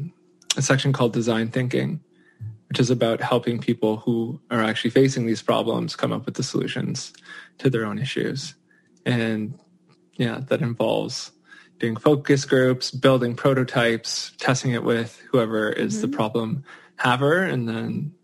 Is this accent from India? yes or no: no; Canada; I'm from Canada, born and raised in Canada.